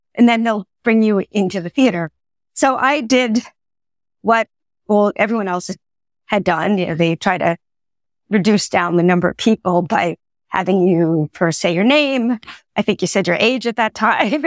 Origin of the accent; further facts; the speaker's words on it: Long Island, New York, United States; I grew up in Long Island, New York